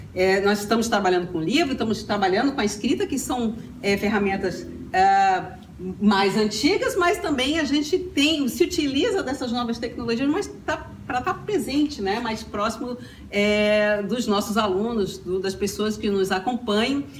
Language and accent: Portuguese; Brasília, Federal District, Brazil; moved away; eu sou de Brasília